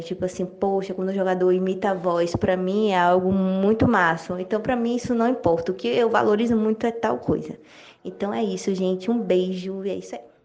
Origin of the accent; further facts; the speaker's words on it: Ceará, Brazil; now in Salvador, Brazil; Eu sou do Ceará, mas moro em Salvador, Bahia, então nordestina aqui.